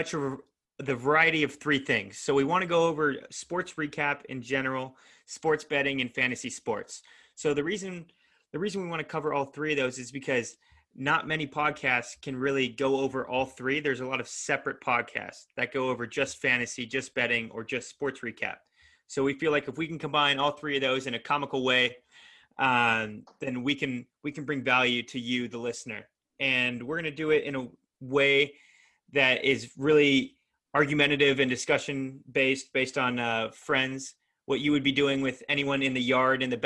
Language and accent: English; Southern California, United States; I grew up in Southern California. We all grew up in Southern California